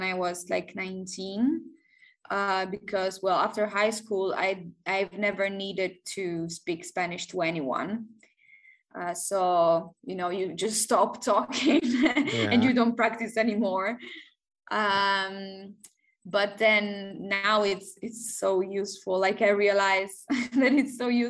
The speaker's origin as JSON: {"language": "English", "town": "Barletta", "region": "Apulia", "country": "Italy", "tie": "born or raised there", "also_born_or_lived": "Netherlands", "second_language": "English", "moved": "as an adult", "lives_now": "Mexico", "said": "I'm from there and I grew up there. I lived there for 22 years, well, almost 23"}